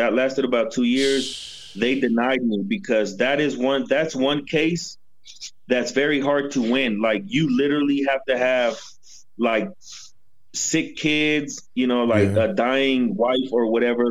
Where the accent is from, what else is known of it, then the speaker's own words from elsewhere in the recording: Denver, Colorado, United States; first language English; moved away as an adult; also born or lived in Mexico City, Mexico; now in Mexico; I'm 35 years old. I was born in Mexico City, and they moved me to Denver, Colorado when I was like 7 years old. And I spent 27 years in Denver, Colorado.